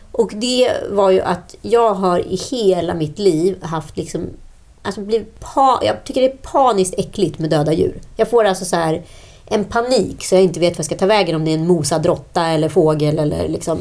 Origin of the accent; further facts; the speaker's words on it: Örebro, Örebro County, Sweden; Vi är ju örebroare